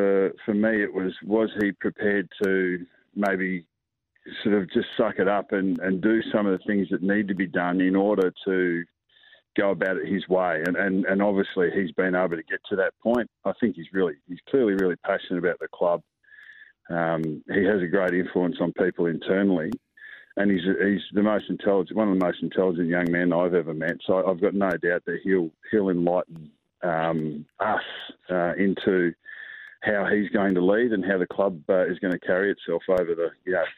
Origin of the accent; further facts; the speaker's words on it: South Australia, Australia; born there; also born or lived in Northern Territory / Victoria; So I was born in South Australia. So I've always got to hail from South Australia. I've been a territory boy, but yeah, I've been in Victoria for 30 years. So whatever that is, I'm an Aussie.